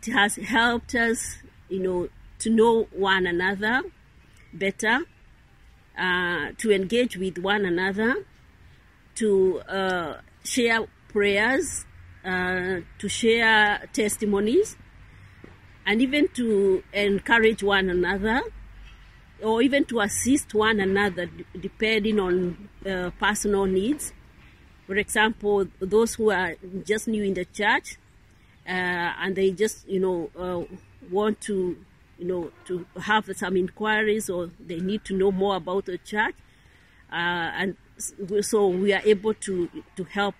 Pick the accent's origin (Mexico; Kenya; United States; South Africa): Kenya; now in Rome, Italy; I come from Kenya.